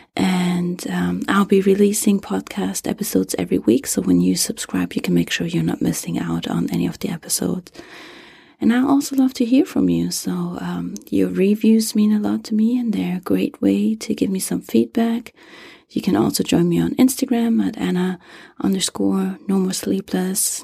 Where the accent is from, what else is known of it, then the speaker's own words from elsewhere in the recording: Germany; English is a second language; moved away as an adult; now in United States; English is not my native, uh, language. I was born and raised in Germany and moved to the U S ten